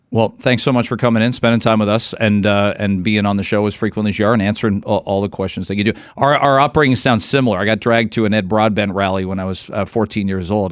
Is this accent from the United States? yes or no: no; London, Ontario, Canada; now in Toronto, Canada; I grew up in London, and London is, that's a liberal city still